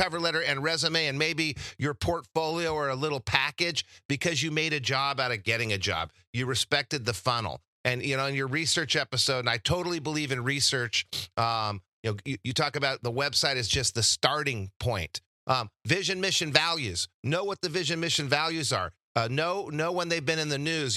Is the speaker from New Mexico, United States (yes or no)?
yes; Albuquerque, New Mexico, United States; moved away as an adult; also born or lived in Santa Barbara, California / Laguna Beach, California; I came from New Mexico, and in New Mexico, I didn't have a whole lot of exposure to different careers